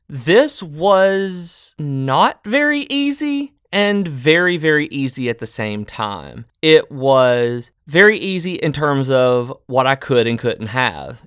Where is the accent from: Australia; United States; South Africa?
United States; the South; Growing up in the South